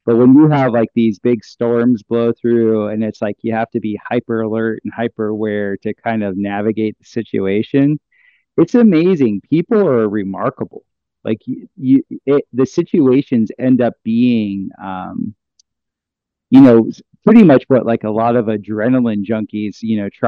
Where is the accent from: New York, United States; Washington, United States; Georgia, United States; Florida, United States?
Florida, United States; South; moved away; also born or lived in Costa Rica; growing up in South Florida